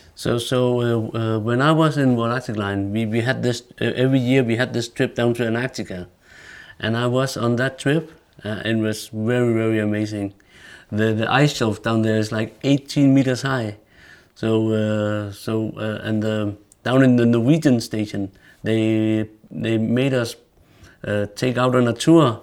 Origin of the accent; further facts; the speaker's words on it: Greenland; we are all three former captains, born and raised in Greenland.